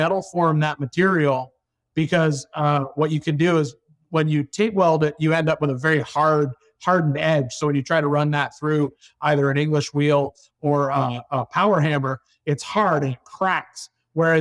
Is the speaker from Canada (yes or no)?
yes; Canada; moved away; originally I'm from Canada